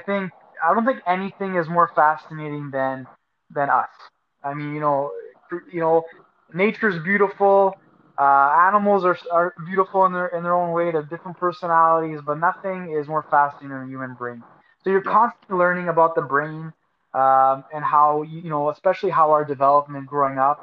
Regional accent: Montreal, Quebec, Canada; now in Edmonton, Canada; I'm born and raised in Montreal

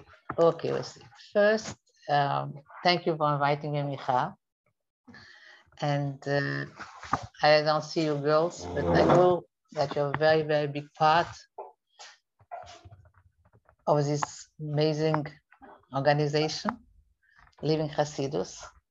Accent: France; Personally … I came from France and I was very shy.

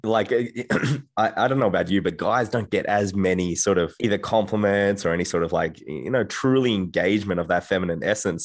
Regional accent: Australia; I'm from Australia, and I, I come from a, a quiet town

